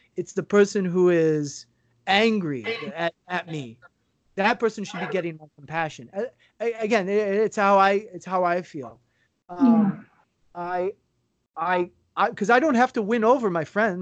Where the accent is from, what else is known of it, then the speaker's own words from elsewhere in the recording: United States; moved away as an adult; I haven't lived in the U.S. now for six years